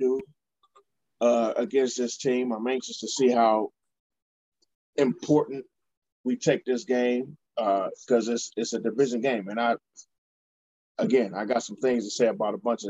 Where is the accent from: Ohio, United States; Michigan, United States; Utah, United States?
Ohio, United States; Cleveland; here in my hometown, the best location in the nation, in downtown Cleveland